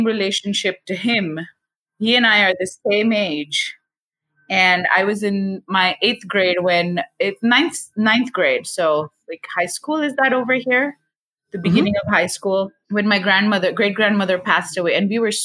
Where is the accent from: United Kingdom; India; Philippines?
India; moved away as an adult; now in United States; I was born and raised in India. I was 22, 23 when I moved to the US for my doctoral studies.